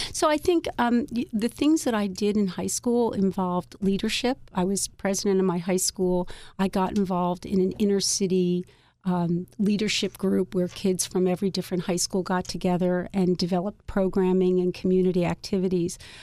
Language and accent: English; Philadelphia, Pennsylvania, United States; I grew up in Philadelphia